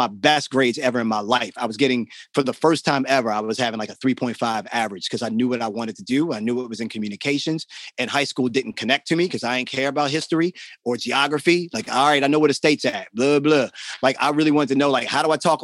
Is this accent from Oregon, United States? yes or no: no; Baltimore, Maryland, United States; also born or lived in New York; I'm from Baltimore. I grew up in the city.